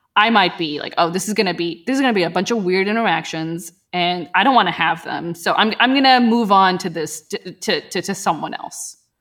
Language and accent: English; Pakistan; moved away; I was from Pakistan, you know, and it's like, we're Muslims there